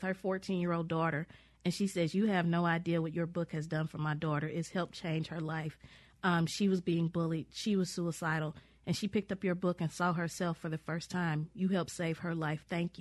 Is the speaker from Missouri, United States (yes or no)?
no; Mississippi, United States; I'm from Mississippi and I have this place to come back